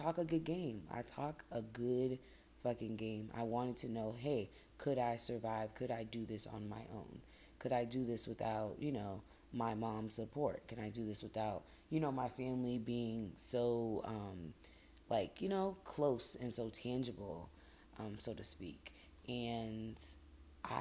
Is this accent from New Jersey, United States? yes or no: no; Boston, Massachusetts, United States; moved away as an adult; That was my hometown. I love Boston